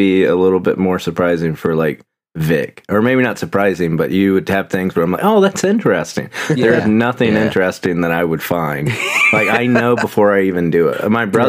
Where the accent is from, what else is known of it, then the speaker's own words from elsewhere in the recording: United Kingdom; Yeah, I'm British.